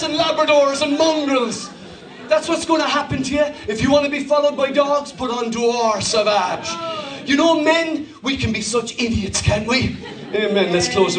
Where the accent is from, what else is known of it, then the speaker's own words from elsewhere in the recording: Ireland; I'm not German, I'm Irish